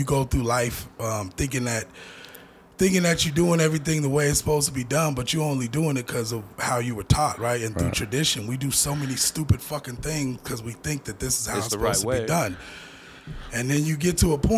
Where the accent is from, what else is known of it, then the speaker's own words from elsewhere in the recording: Denver, Colorado, United States; I was born in the Gloville Projects in that bottom room